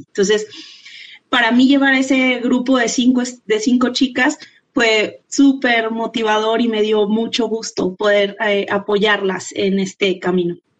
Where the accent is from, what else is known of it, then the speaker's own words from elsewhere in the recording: Mexico; nosotros eh, como mexicanas